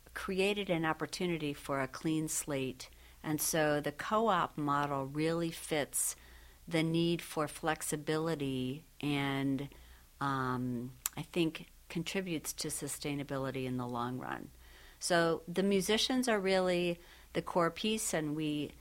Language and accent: English; Syracuse, New York, United States; moved away; Syracuse native and I have family in the area.